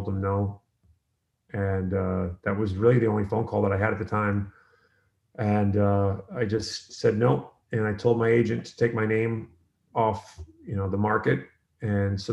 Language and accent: English; United States; also born or lived in Ireland; I was a kid born in Ireland who moved to America